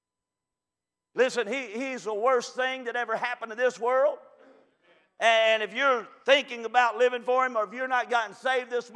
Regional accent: Kentucky, United States; I'm from Kentucky, if you already couldn't tell

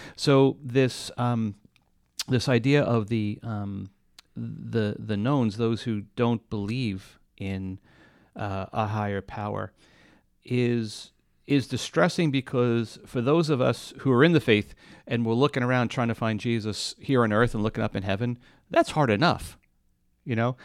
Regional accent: New York, United States; I grew up in New York

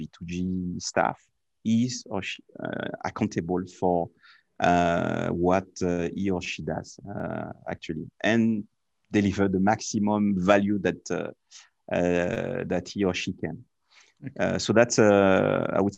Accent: France; being French

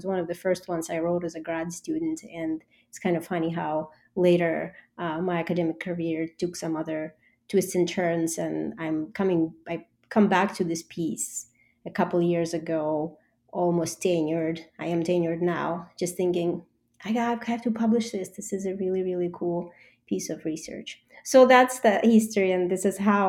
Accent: Russia; moved away as an adult; now in United States; I was born and raised in Russia

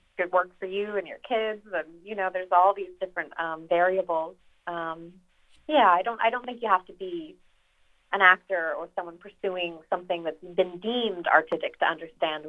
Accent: Reno, Nevada, United States; I grew up around Reno

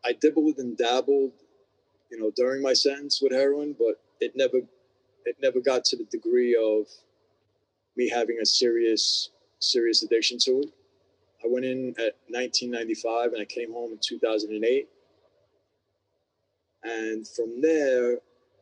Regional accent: New York City, New York, United States; I was born and raised in New York City.

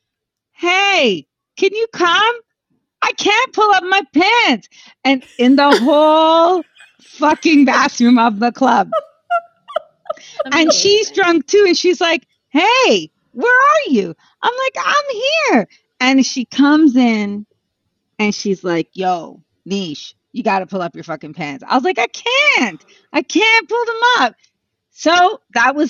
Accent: Montreal, Quebec, Canada; I'm from Montreal

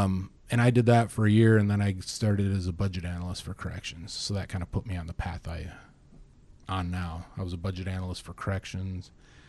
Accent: Northwest Indiana, United States; moved away; I grew up in Northwest Indiana, itty bitty town.

